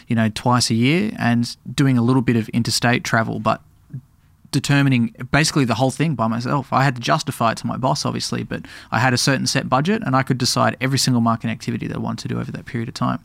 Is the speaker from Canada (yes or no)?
no; Tasmania, Australia; now in Melbourne, Australia; I grew up in Tasmania